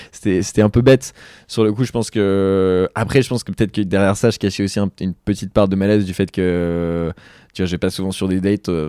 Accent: Lille, Hauts-de-France, France; moved away; je suis originaire de Lille.

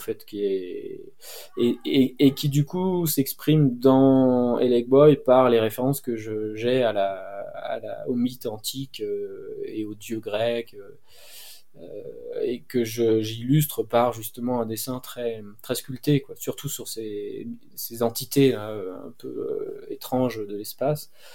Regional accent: Cévennes, Occitania, France; Moi, je suis né dans les Cévennes

